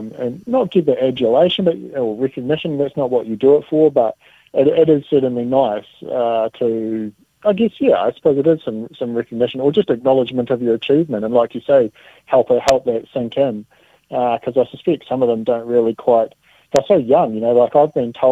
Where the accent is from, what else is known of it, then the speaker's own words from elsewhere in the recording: Dunedin, Otago, New Zealand; moved away; my hometown in Dunedin. That's, you know, where my roots are